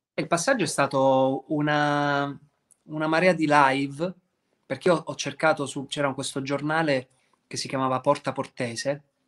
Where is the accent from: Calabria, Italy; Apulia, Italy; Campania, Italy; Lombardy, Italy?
Apulia, Italy; da pugliese